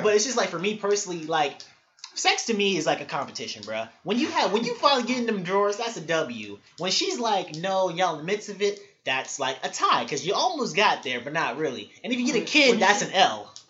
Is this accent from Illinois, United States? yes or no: yes; Chicago, Illinois, United States; I'm from Chicago, y'all. I'm from Chicago, West Side, born and raised